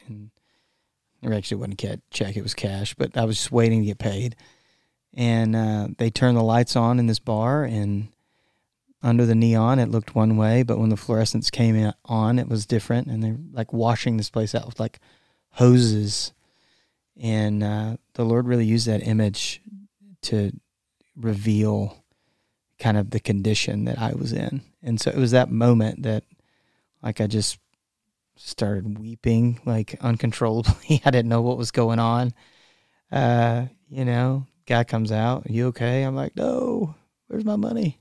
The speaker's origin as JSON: {"language": "English", "region": "Texas", "country": "United States", "tie": "born or raised there", "said": "I am from Texas"}